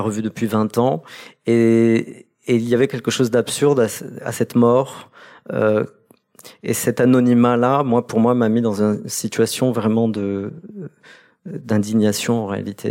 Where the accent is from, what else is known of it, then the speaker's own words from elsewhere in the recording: Caen, Normandy, France; moved away as an adult; also born or lived in Kabylie, Algeria / England; je suis né en Algérie, en Kabylie, dans les hameaux que, que Camus a visités 40 ans jour pour jour après sa visite. Et ensuite, dans le cas du regroupement familial, je me retrouve euh, dans, en Normandie